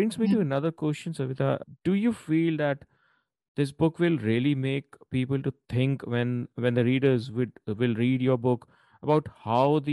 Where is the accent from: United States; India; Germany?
India; Delhi; I'm a Delhi, I have been a Delhiite for very long